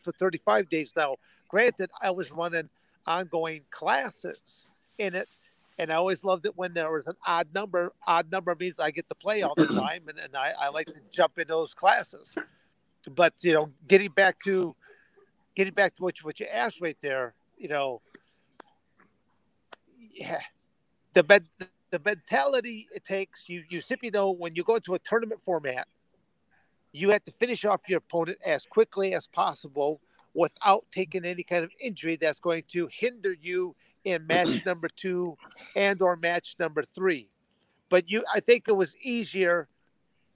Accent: United States; I'm an American wrestler

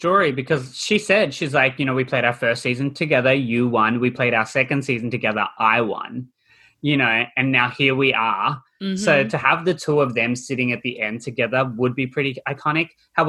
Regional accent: Australia; Sorry, I'm Australian.

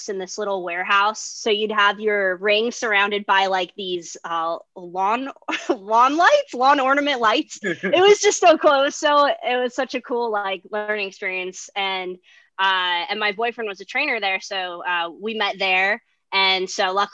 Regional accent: Chicago, Illinois, United States; moved away; I'm originally from Chicago. Well, suburb of Chicago, but I did live in Chicago proper

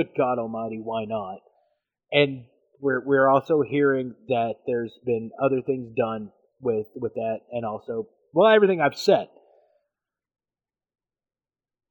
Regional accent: United States; I'm American

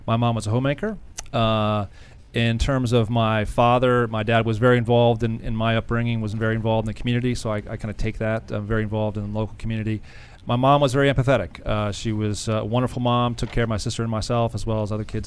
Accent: Columbia, Maryland, United States; Columbia, Maryland, outside of Baltimore

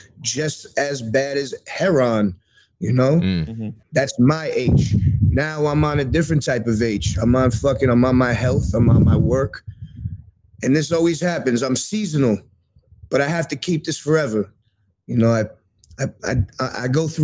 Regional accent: New York City, New York, United States; I grew up in Queens

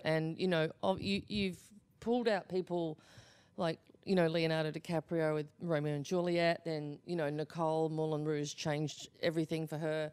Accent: Australia; moved away

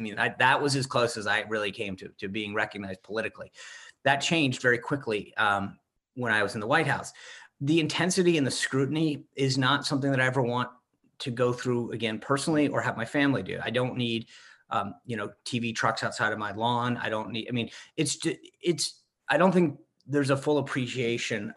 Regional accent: Rhode Island, United States; moved away; also born or lived in Washington, D.C.; When I grew up in Rhode Island

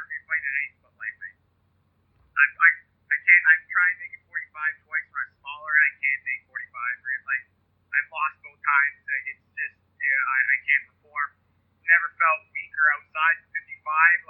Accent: Vancouver, British Columbia, Canada; I'm from Vancouver.

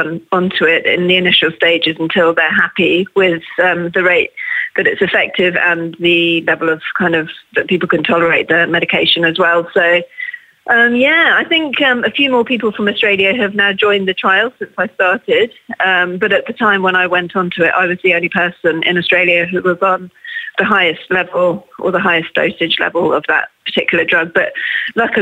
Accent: England, United Kingdom; I'm English.

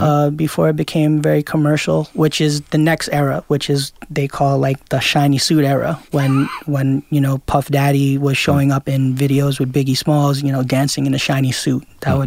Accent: New York City, New York, United States; I grew up in Queens

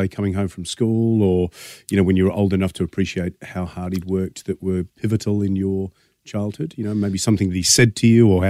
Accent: England, United Kingdom; now in Australia; I'm English, so I know this. I came to Australia, fell in love with it

